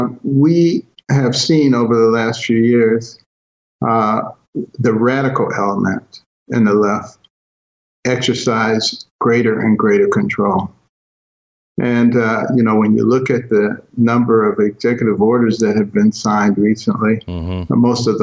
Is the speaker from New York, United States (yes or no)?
no; Detroit, Michigan, United States; also born or lived in Boston; when I was a kid growing up in Detroit and Boston, examples of massive racism I saw every single day.